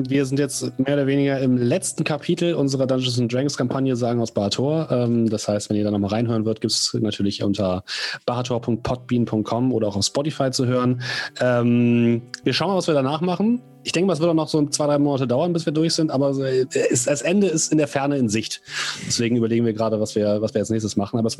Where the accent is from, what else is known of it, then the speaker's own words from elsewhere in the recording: Osnabrück, Lower Saxony, Germany; nächste Woche sind wir in Osnabrück, meiner alten Heimatstadt, dürfen da im Schlosshof spielen